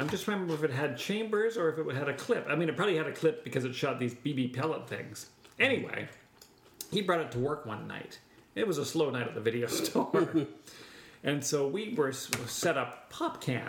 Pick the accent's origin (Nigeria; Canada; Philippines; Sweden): Canada; we're Canadian